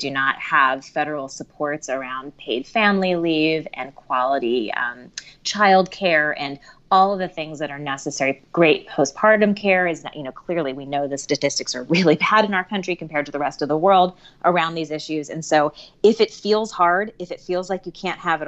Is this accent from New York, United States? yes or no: no; Ohio, United States; I was born in Ohio, and my parents are Midwestern